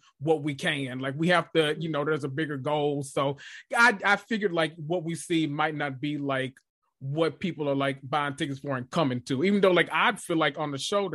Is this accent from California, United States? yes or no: no; Memphis, Tennessee, United States; I'm from Memphis.